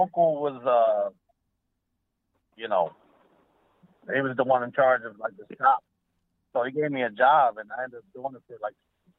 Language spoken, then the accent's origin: English; New Jersey, United States; moved away as an adult; now in Las Vegas, United States; I'm from Jersey originally.